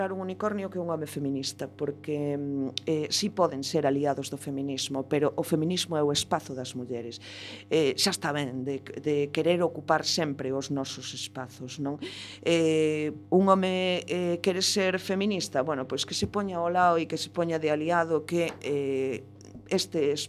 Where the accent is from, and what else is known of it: Galicia, Spain